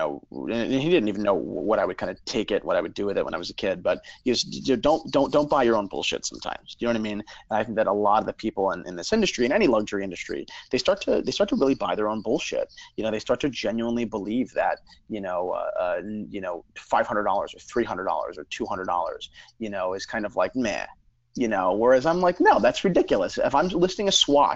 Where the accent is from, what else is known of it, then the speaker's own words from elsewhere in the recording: New Jersey, United States; also born or lived in Brooklyn; I grew up in New Jersey, you know, literally born and bred